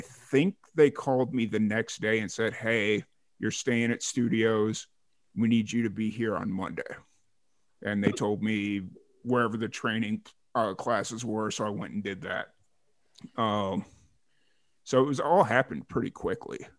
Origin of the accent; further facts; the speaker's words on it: Lansing, Illinois, United States; moved away; I lived in Lansing, Illinois for majority of my life